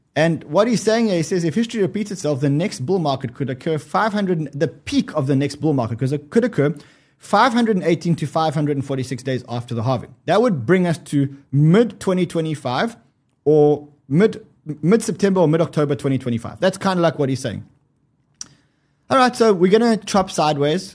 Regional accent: South Africa; I'm South African.

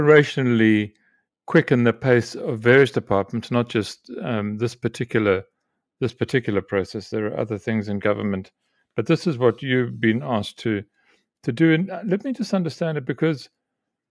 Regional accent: South Africa; as South African

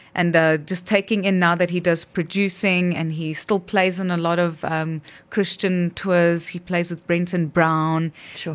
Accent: South Africa; our South African roots

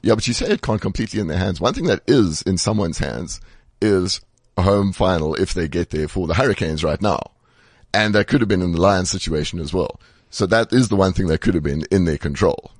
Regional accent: South Africa; as a South African

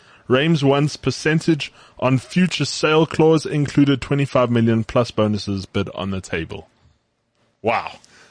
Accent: South Africa; I'm the South African Fabrizio.

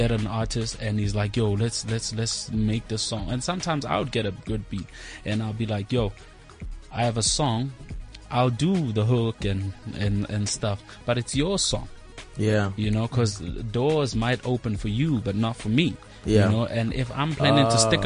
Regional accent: South Africa; moved away; I'm here now, I'm from Kraskop, I can't go back home

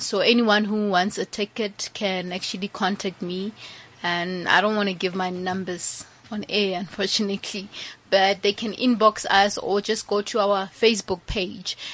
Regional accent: Mahikeng, North West, South Africa; originally we are all from Mafikeng, Mahikeng

